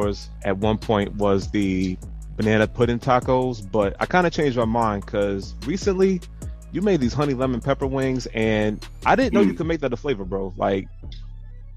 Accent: New York City, New York, United States; I grew up in Brooklyn

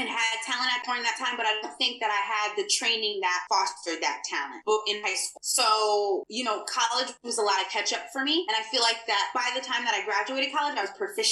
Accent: New Jersey, United States; I'm in the United States. I grew up in New Jersey and I grew up in the hood.

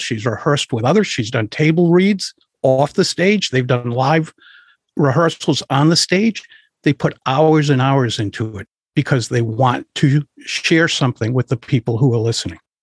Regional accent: Providence, Rhode Island, United States; I grew up in Providence, Rhode Island

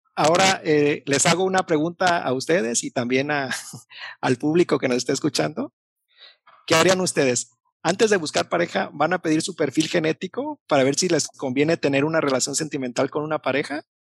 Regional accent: Mexico; como buen mexicano

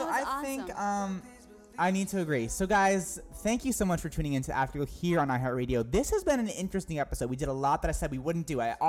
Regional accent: New Hampshire, United States; I'm from New Hampshire. That's where I'm from.

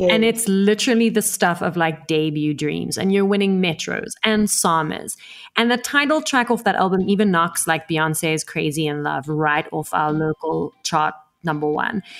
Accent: South Africa; also born or lived in Italy; I was born in South Africa

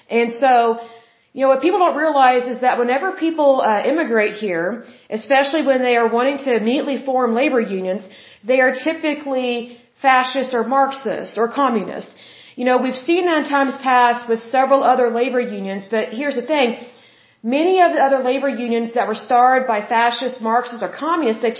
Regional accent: Oklahoma, United States; I am from Oklahoma. And here in Oklahoma, we have a very large farming community

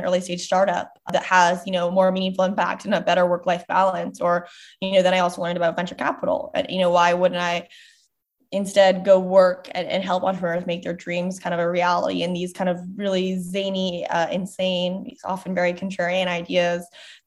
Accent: just outside New York City, Connecticut, United States; also born or lived in Tokyo; In terms of childhood in Connecticut, you know, I grew up just outside New York City

